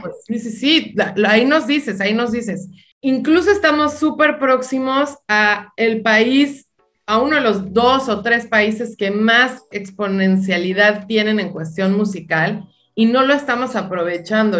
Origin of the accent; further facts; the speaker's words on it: Baja California, Mexico; now in Los Angeles, United States; yo soy baja californiana